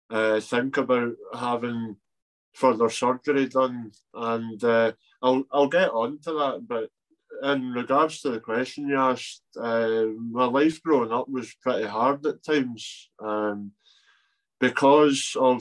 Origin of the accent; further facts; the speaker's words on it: Scotland, United Kingdom; I'm from Scotland